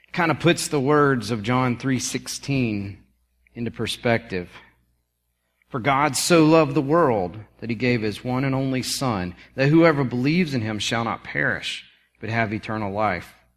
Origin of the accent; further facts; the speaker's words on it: South Carolina, United States; growing up in South Carolina